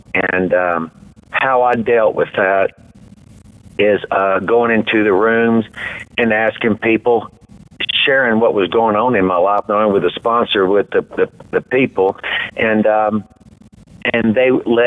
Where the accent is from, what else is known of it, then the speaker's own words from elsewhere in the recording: Deer Park, Texas, United States; also born or lived in Houston, Texas; I grew up in Deer Park, which is on the southeast side of Houston